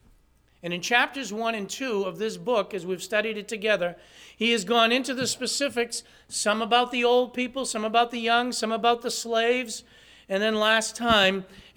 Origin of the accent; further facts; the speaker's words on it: Massachusetts, United States; somebody said, where are you from? I said, from Massachusetts.